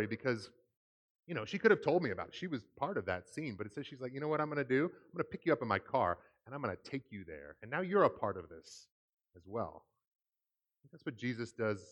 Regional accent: Seattle, Washington, United States; I grew up in the Seattle area

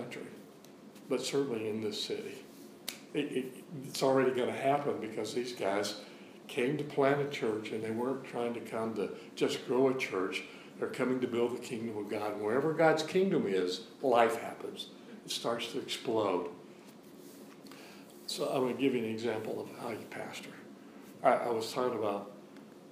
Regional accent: the South, United States; I grew up in the South, and you could hear the coon dogs running every night

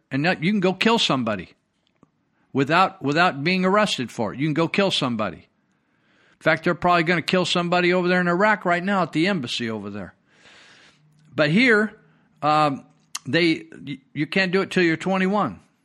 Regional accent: United States; I'm an American

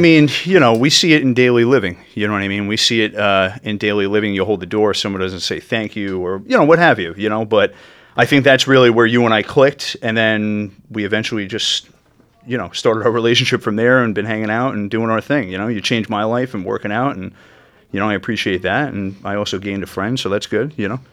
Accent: Yorktown Heights, New York, United States; where I grew up in Yorktown Heights in northern Westchester

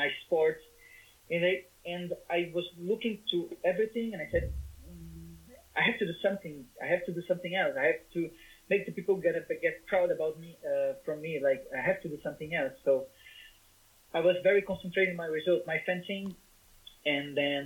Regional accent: Brazil; English is a second language

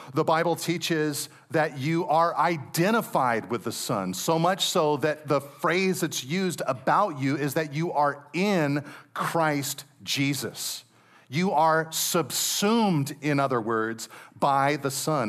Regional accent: Monterey Peninsula, California, United States; anybody who's grown up and have been born and raised on the Monterey Peninsula

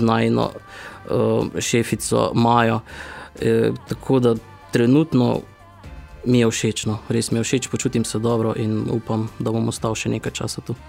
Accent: Styria, near Velenje, Savinja, Slovenia; also born or lived in Ljubljana / Celje; Jaz sem čisto krvni Slovenčan, mhm. torej Štajerska. Mari Borčani bi rekli, da nismo pravi Štajerci, ampak mi pravimo, da smo Štajerci. Blizu, v bistvu smo blizu Veljenja.

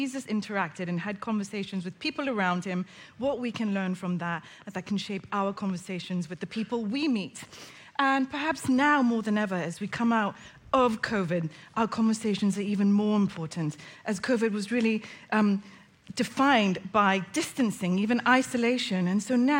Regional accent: Hong Kong; moved away; I grew up in Hong Kong. My mum's Chinese, my dad's British, and I went to a local Chinese school

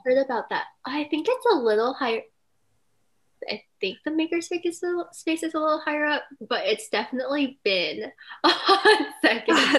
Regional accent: Silicon Valley, California, United States; moved away as an adult; I grew up in California in the Silicon Valley.

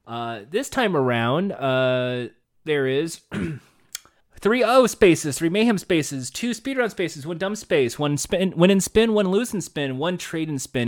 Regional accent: United States; I'm American

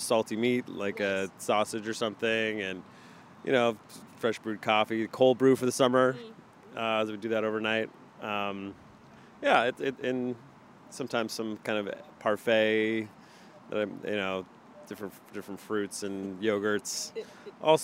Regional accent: San Diego, California, United States; moved away as an adult; also born or lived in Santa Barbara / Boston; now in New York, United States; I grew up in San Diego, and then I went to college in Santa Barbara

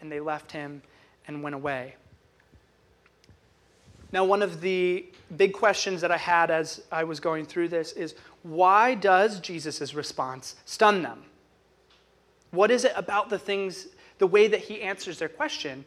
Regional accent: United States; as an American

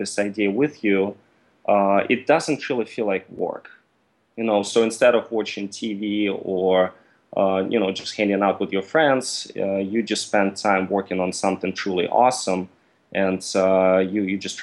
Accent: Russia; also born or lived in Mississippi, United States; now in United States; originally, I'm from Russia, and I came to the U.S. in 2005 for school.

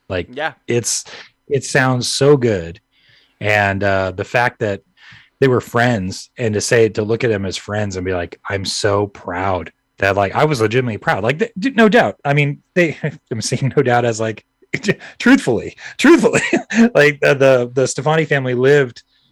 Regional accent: Orange County, California, United States; I lived right across from La Huera High School

